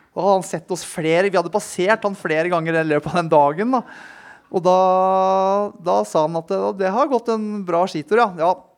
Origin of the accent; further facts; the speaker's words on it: Tønsberg, Vestfold, Norway; moved away as an adult; now in Oslo, Norway; jeg er fra Tønsberg. Flytta inn hit til Oslo da jeg var 19 år, 20 år.